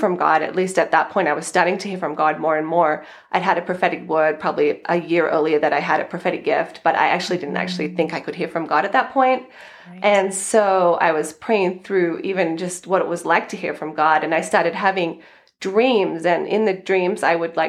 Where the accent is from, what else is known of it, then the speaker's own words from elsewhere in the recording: Australia; moved away as an adult; also born or lived in California; now in United States; as you might hear from my accent, I'm originally from Australia